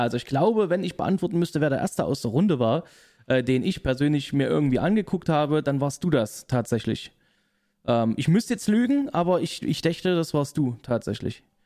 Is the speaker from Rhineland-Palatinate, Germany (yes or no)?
no; Leipzig, Saxony, Germany; ich komme aus Leipzig, bin dort geboren, aufgewachsen und immer noch äh, in Wohnhaft dort